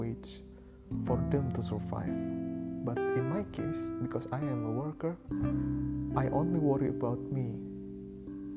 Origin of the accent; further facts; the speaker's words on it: Indonesia; I am from Indonesia